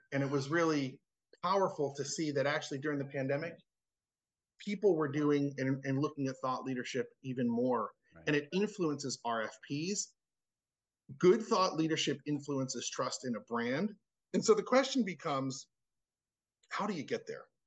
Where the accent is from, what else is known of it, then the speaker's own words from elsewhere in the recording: Cherry Hill, New Jersey, United States; moved away; also born or lived in Washington, D.C. / Baltimore; I grew up in Cherry Hill, New Jersey, which is sure. the suburbs of Philly